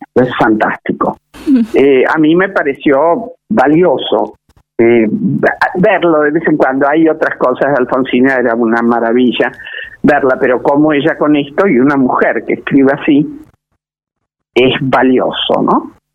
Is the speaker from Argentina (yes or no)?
yes; Argentina